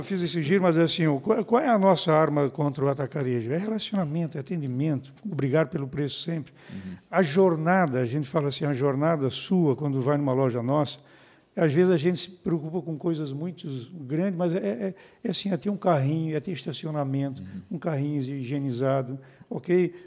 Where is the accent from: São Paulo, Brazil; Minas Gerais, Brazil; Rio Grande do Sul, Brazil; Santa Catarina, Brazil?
Santa Catarina, Brazil; São João Batista; moved away; eu sou um menino que vim lá de São João Batista